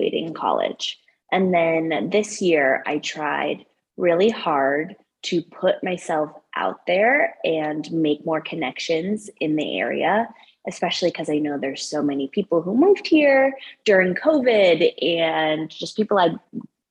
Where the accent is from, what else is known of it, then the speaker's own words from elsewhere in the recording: Broomfield, Colorado, United States; also born or lived in Iowa / Denver, Colorado; I am from Colorado, from Broomfield originally. And I live in Denver now with my boyfriend.